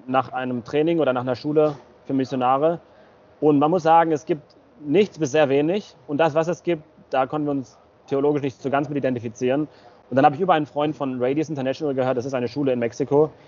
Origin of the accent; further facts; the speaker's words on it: Bad Oeynhausen, North Rhine-Westphalia, Germany; moved away; wir kommen ursprünglich aus Bad Oeynhausen. Das ist in der Nähe von Hannover, eine knappe Stunde von Hannover entfernt. Ähm, genau, unsere Eltern kommen, meine Eltern aus Kasachstan, und die Eltern meiner Frau aus Russland, aber ich bin in Deutschland geboren